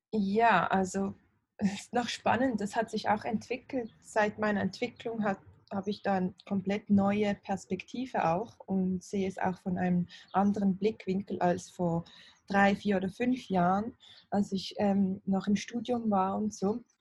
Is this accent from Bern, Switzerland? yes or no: no; Basel, Basel-Stadt, Switzerland; Ich bin aus Basel, aus der Schweiz.